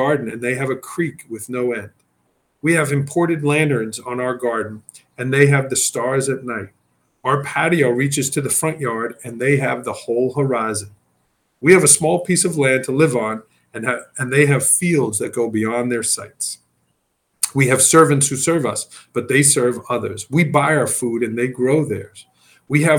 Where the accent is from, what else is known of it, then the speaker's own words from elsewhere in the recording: New York City, New York, United States; moved away; I was from Staten Island, New York. Everything was rushing and busy